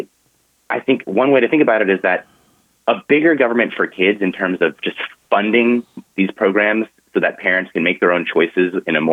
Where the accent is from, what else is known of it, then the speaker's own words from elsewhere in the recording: Orange County, California, United States; I grew up in Orange County, California